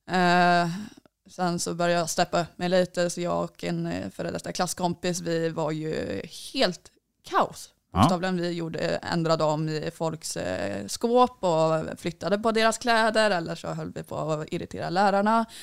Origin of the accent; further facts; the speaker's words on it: Sweden; born there; Jag är född i Sverige